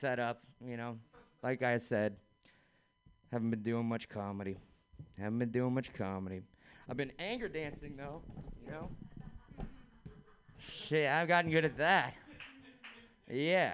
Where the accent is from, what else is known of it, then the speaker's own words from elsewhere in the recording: San Francisco, California, United States; I grew up in San Francisco